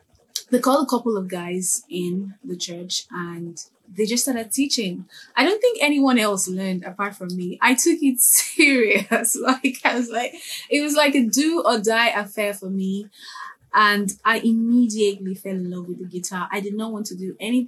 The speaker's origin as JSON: {"language": "English", "country": "Nigeria", "said": "I'm Nigerian. So Nigerians are really religious and highly churchy people. So a lot of musicians and instrumentalists here always start from church."}